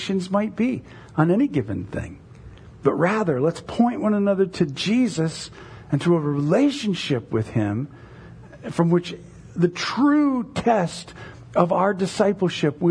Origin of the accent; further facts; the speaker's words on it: United States; American evangelicals